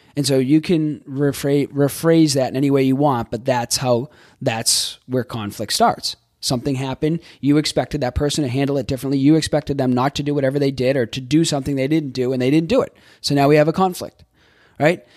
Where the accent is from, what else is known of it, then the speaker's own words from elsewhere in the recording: Boston, Massachusetts, United States; moved away as an adult; also born or lived in Florida; I grew up in Boston.